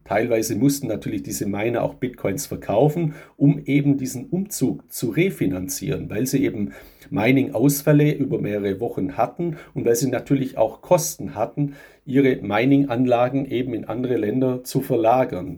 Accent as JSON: {"language": "German", "country": "Germany", "said": "bei uns in Europa, gerade in Deutschland"}